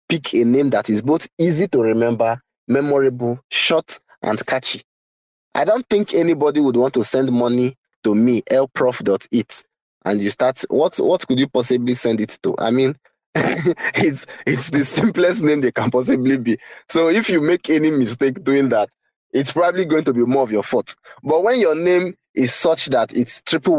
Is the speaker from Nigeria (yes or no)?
yes; Nigeria; I'm a Nigerian